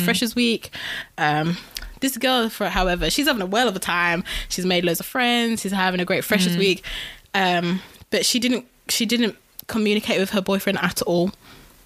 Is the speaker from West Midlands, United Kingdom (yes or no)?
yes; Wolverhampton, West Midlands, United Kingdom; we're all from Wolves